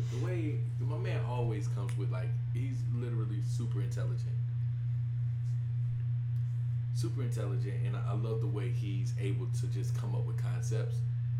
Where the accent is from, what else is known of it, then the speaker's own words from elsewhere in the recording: the South, United States; I come from the South. I come from the South